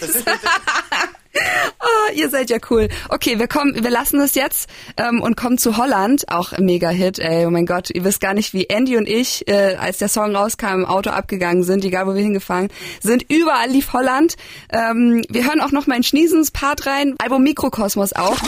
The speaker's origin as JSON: {"language": "German", "region": "Bavaria", "country": "Germany", "moved": "yes", "said": "ich komme ja ursprünglich aus Bayern"}